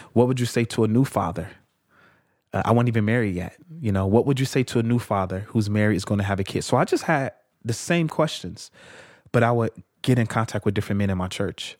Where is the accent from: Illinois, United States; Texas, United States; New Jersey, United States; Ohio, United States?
Illinois, United States; Chicago; I'm from Chicago. Uh, I was born in Chicago Housing Project called Argyll Gardens on the south side of Chicago.